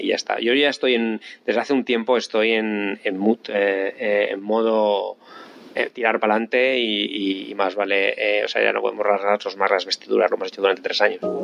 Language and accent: Spanish; Spain; accent: Castilian / Spanish; moved away as an adult; now in London, United Kingdom; con el acento tan fuerte que tengo todavía cuando hablo en, en inglés, acento castellano o español